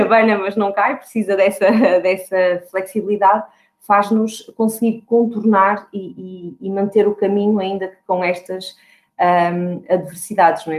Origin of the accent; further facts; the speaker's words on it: Porto, Norte, Portugal; eu tenho 35 anos, sou do Porto